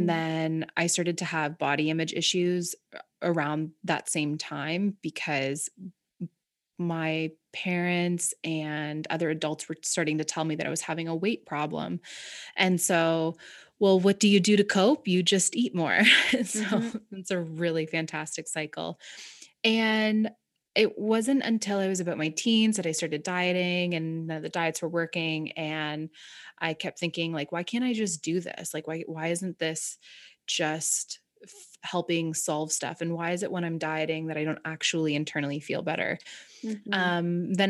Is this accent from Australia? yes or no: no; Ontario, Canada; But I grew up in Southern Ontario. And I grew up in, like, the country.